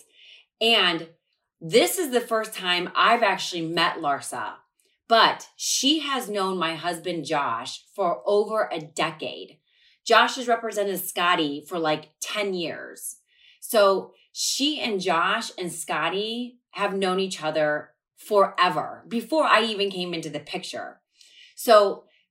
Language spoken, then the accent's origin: English; Ohio, United States; I played sports my whole life growing up in Ohio